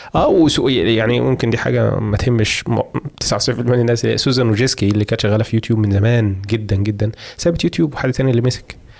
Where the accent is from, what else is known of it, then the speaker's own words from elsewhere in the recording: Egypt; عندنا في مصر